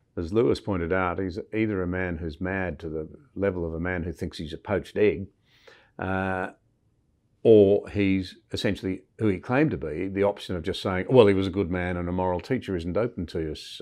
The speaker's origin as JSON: {"language": "English", "country": "Australia", "said": "as a Scottish Australian"}